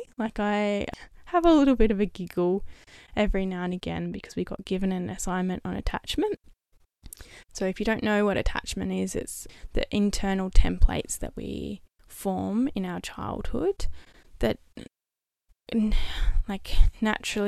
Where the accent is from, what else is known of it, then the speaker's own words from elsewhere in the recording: Perth, Western Australia, Australia; moved away as an adult; also born or lived in Melbourne; the city that was closest to my hometown, which was Perth.